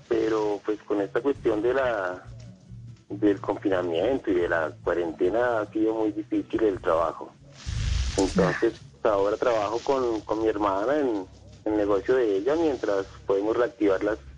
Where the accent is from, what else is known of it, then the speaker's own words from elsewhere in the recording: Bogotá, Colombia; Soy, soy bogotano y vivo en Bogotá, sí, ok.